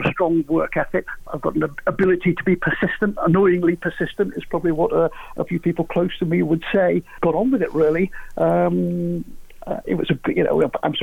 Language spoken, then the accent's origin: English; Crewe, North West England, United Kingdom; moved away as an adult; also born or lived in Nantwich / London; born in Nantwich, but lived in Crewe on Gresty Road all the way up until I was 18